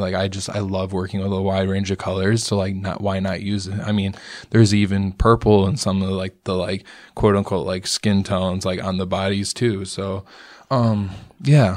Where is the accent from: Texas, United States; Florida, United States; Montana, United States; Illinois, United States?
Illinois, United States; Rockford; moved away as an adult; also born or lived in McChesney Park; now in Chicago, United States; I was born and raised in Rockford